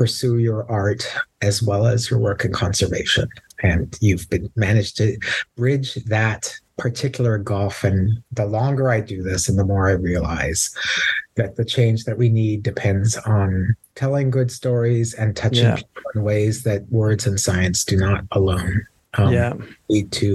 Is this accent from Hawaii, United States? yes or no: yes; Oahu, Hawaii, United States; Born and raised on Oahu, my parents moved to Hawaii as settlers in 1950